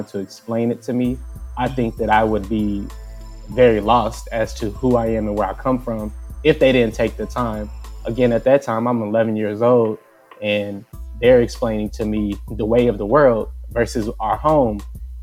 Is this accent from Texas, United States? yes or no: yes; Mesquite, Texas, United States; moved away as an adult; also born or lived in Iowa; now in near Midtown Manhattan, United States; I grew up in Dallas, Texas, in Mesquite, to be exact